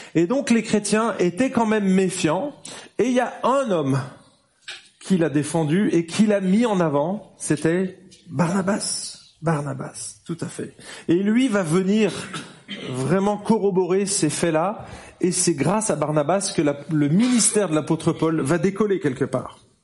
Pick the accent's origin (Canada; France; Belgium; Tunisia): France; now in Geneva, Switzerland; on est français, je suis français, je parle pas anglais